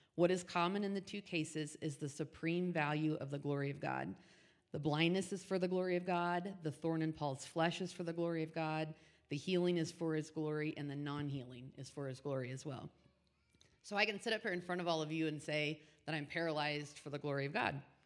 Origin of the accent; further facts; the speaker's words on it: Indianapolis, Indiana, United States; now in Wyoming, United States; born and raised in Indianapolis